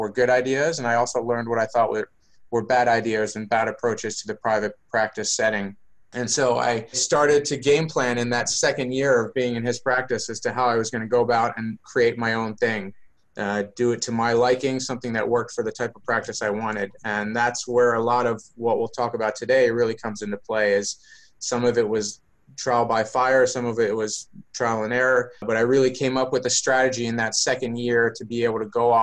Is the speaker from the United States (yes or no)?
yes; Baltimore, Maryland, United States; born or raised there; moved away as an adult; now in San Diego, United States